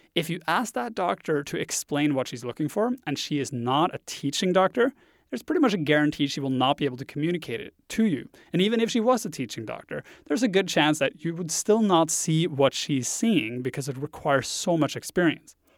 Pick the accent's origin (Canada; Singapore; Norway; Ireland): Norway; first language Norwegian; English is a second language; moved away as an adult; I grew up in Norway. I spent the first twenty-two years of my life there. So English is my second language